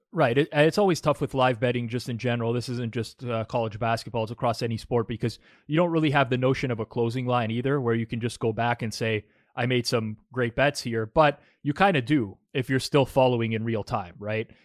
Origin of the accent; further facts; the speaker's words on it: Canada; also born or lived in Toronto area; now in Toronto, Canada; we're both Canadian and, and located in the, you know, the G T A, the Toronto area